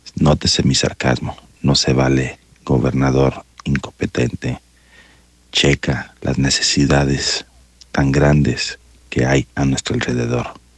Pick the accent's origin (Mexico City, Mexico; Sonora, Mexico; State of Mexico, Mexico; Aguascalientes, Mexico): Aguascalientes, Mexico; Como el 99% de los hidrocálidos somos charros y de ahí vivimos